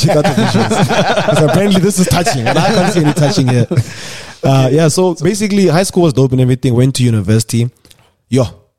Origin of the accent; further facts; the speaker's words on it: South Africa; also born or lived in Polokwane, South Africa / Johannesburg, South Africa / Pretoria, South Africa; So I'm born in Polokwane. Mm-hmm. Went to school in Joburg. Went to school in Pretoria.